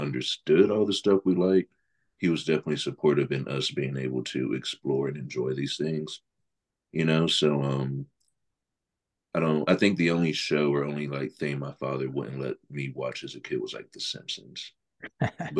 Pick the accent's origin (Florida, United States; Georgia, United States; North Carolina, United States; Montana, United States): North Carolina, United States; Greensboro; born and raised in Greensboro, grew up here, went to school here.